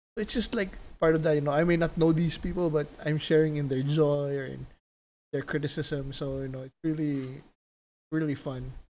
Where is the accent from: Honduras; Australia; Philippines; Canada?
Philippines; now in Las Vegas, United States; growing up in the Philippines and then moved to Vegas